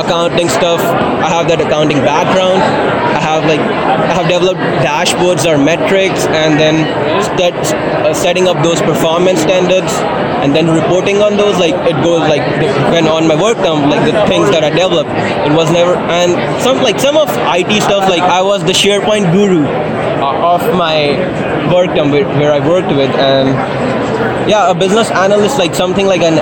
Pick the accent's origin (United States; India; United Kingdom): India; moved away as an adult; now in Moose Jaw, Canada; I come from India. Right. I came here two years ago.